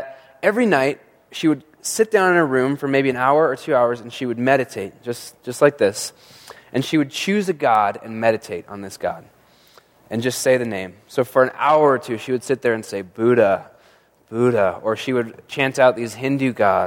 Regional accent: Monument, Colorado, United States; now in Colorado Springs, United States; I grew up in Monument where there's just tons of snow

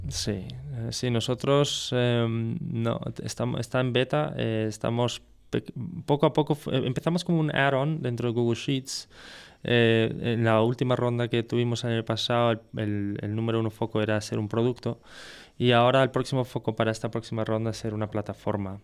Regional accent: France; now in Spain; siendo francés

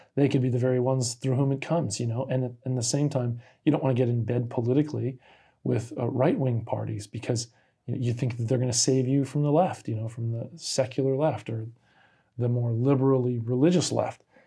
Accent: Key West, Florida, United States; I grew up in Key West, Florida

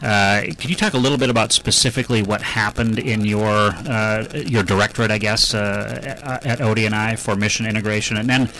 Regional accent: Minnesota, United States; I'm from Minnesota.

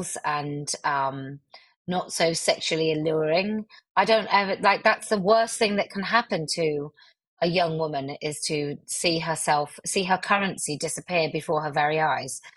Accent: West Country, South West England, United Kingdom; accent: West Country; I have a West Country accent, a mild

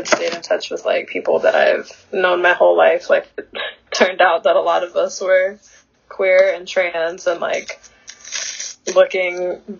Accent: Flint, Michigan, United States; born there; also born or lived in Georgia / Texas / Syracuse; now in Los Angeles, United States; I was born in Flint, Michigan, and then I moved around quite a bit. I was born in 1999, and I moved around quite a bit. I lived in Georgia for a little bit, and Texas for a little bit, and then Syracuse, and now LA.

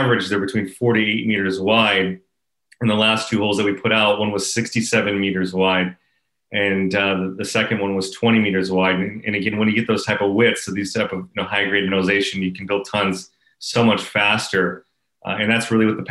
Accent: Canada; I'm back in home here in Canada

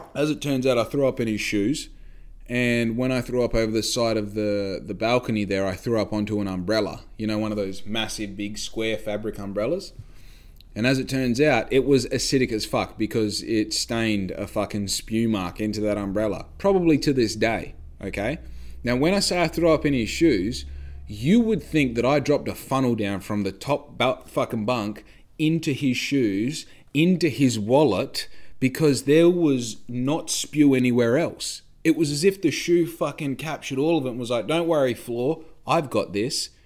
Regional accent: Australia

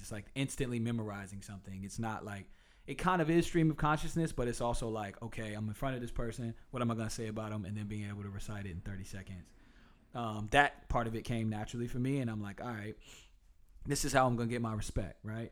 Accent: Durham, North Carolina, United States; I was the first of their children to be born in Durham

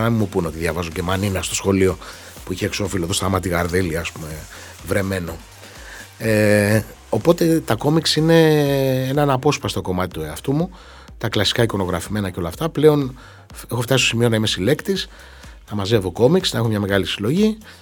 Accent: Xylokastro, Peloponnese, Greece; στην πατρίδα μου στο Ξυλόκαστρο στην Κορινθία

